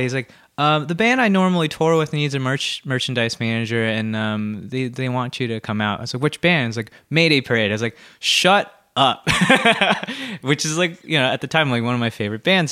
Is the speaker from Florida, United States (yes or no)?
no; Santa Barbara, California, United States; moved away as an adult; now in Los Angeles, United States; Santa Barbara originally, but I've actually lived in, uh, Los Angeles, like, for ten and a half years